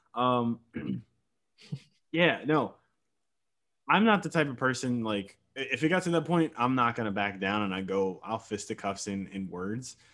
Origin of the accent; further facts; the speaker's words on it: Virginia, United States; I'm from Virginia, but I'm not like part of the DMV area